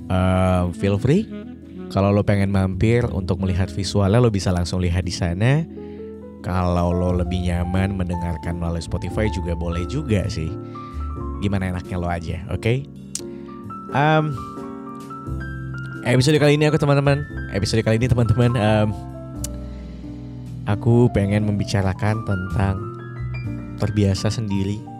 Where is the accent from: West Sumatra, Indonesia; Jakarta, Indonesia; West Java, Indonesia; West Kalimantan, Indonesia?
West Kalimantan, Indonesia; Pontianak; now in Yogyakarta, Indonesia; kampung halamanku tuh di Pontianak di Kalimantan Barat.